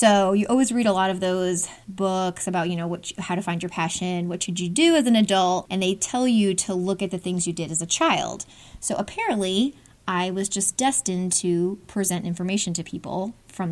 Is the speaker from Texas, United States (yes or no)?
no; Hudson Valley, New York, United States; moved away as an adult; now in Atlanta, United States; where I grew up in New York in the Hudson Valley